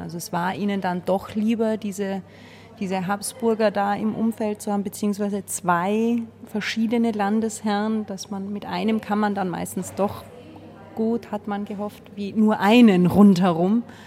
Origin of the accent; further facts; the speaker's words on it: Austria; als Österreicher läuft man durch die Welt